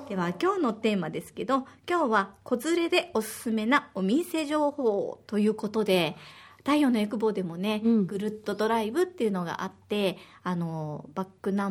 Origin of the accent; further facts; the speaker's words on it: Osaka, Japan; moved away as an adult; now in Okinawa, Japan; 私は大阪出身で小学5年生と3年生の2歳の子育て真っ最中です沖縄には13年ぐらい住んでいて